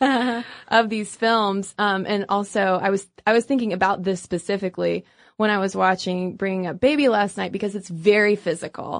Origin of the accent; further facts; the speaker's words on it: United States; we are American